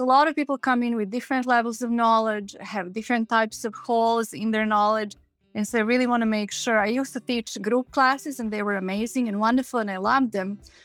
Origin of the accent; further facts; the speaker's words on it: Belgrade, Serbia; moved away; when I was growing up in Belgrade